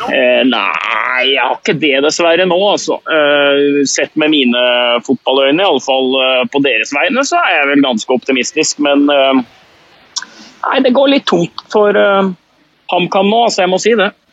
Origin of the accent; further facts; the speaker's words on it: Hamar, Innlandet, Norway; Jeg er jo fra Hamar